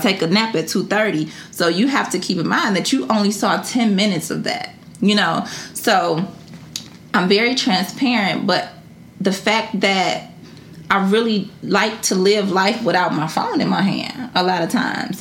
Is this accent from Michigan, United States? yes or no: yes; Detroit, Michigan, United States; born or raised there